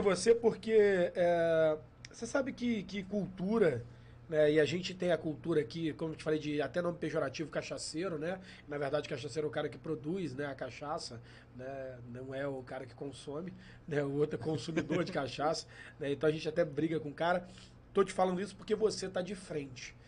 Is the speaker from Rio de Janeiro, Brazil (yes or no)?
yes; Valença, Rio de Janeiro, Brazil; nós somos de Valença, interior do Rio